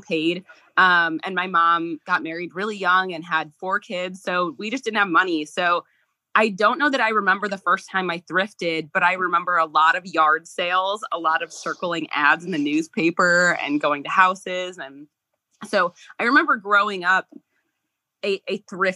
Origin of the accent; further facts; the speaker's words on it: Central Illinois, United States; moved away; I am from Central Illinois